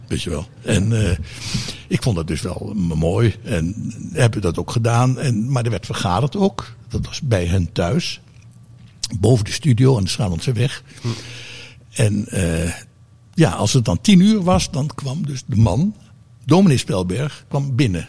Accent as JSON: {"language": "Dutch", "town": "Hilversum", "region": "North Holland", "country": "Netherlands", "tie": "born or raised there", "said": "omdat ik als kind woonde in Hilversum"}